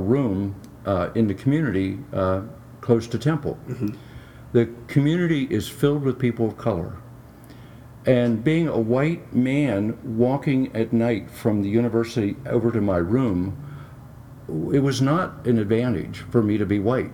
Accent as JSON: {"language": "English", "country": "United States", "tie": "born or raised there", "said": "I happened to be born here"}